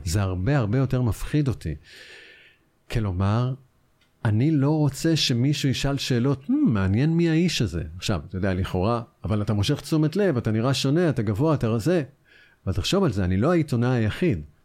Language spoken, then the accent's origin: Hebrew; Israel